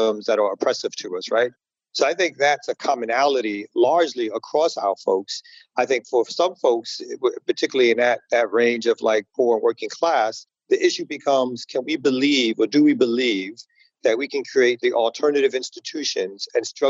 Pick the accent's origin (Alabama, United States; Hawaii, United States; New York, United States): New York, United States; New York City; moved away as an adult; now in Atlanta, United States; originally I'm from Brooklyn